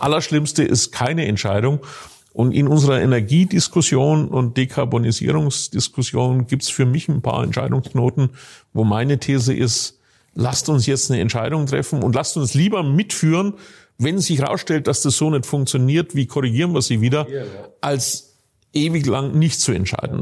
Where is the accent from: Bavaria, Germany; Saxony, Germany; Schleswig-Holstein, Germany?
Bavaria, Germany; northern; ich komme ganz aus dem Norden Bayerns